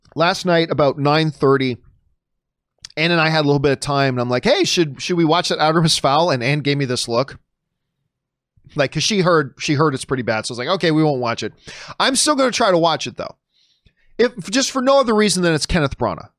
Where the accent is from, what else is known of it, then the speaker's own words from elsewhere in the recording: Hamilton, Ontario, Canada; moved away as an adult; now in Los Angeles, United States; I live Hamilton, Ontario, Cama, Canada, the Hammer, uh, my hometown, greatest city in the world.